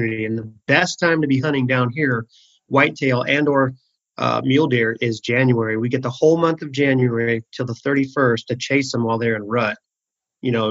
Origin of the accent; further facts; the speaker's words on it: Arizona, United States; Just born and raised, small town, Arizona. You know, we're a desert people down here